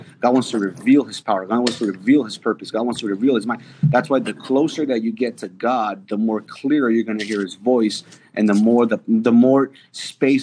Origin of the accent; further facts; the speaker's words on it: New York City, New York, United States; moved away; I grew up in New York City.